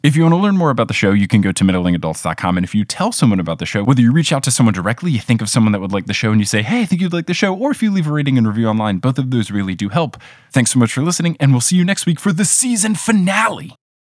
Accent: New Jersey, United States; also born or lived in Texas; I was growing up in New Jersey

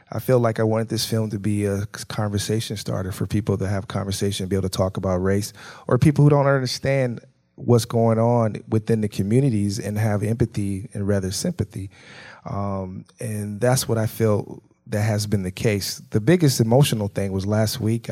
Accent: Milwaukee, Wisconsin, United States; I grew up in Milwaukee in the community

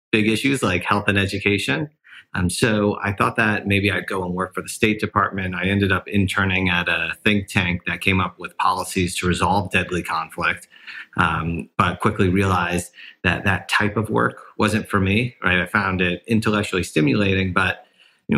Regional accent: New York City, New York, United States; I grew up in New York City

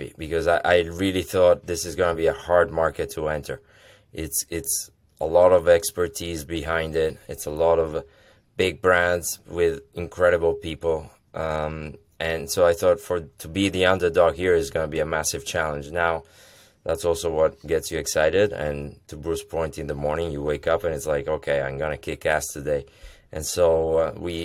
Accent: Italy; moved away as an adult; now in United States; I'm Italian. I'm born and raised in Italy. Came over in the U.S. with the dream of America

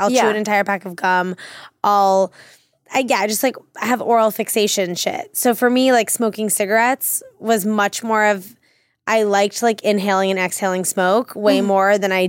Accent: Washington, District of Columbia, United States; I'm from Washington, D.C.

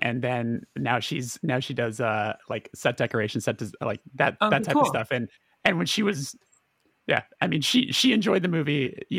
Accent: Burbank, California, United States; I'm born and raised in Burbank, California.

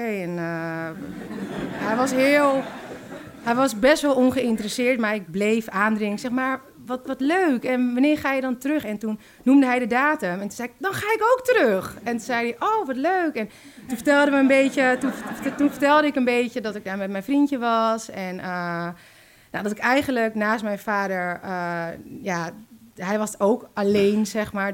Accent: Zaandam, North Holland, Netherlands; En toen zijn ze gaan samenwonen in Zandam, waar ik ben opgegroeid

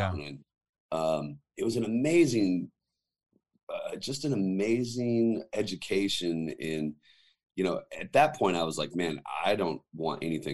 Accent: North Idaho, United States; I grew up, like you said, in North Idaho in the valley there between Spokane, Washington and Coeur d'Alene

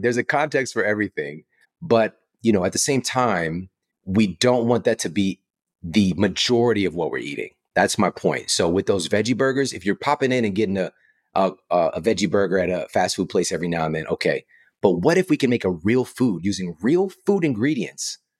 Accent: St. Louis, Missouri, United States; I'm from Saint Louis, so Monsanto would come to the job fairs at my university

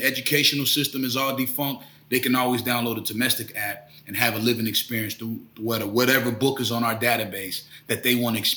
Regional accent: Tampa, Florida, United States; moved away; I'm originally from Tampa, Florida

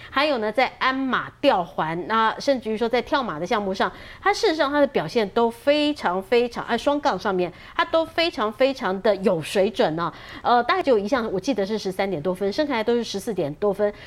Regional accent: Taiwan; 我们台湾人

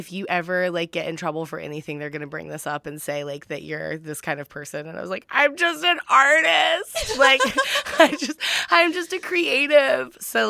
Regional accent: the South, United States; growing up in the South.

